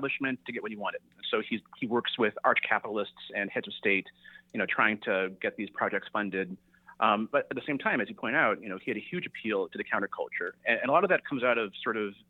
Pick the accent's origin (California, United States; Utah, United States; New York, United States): California, United States; the Bay Area; I grew up in the Bay Area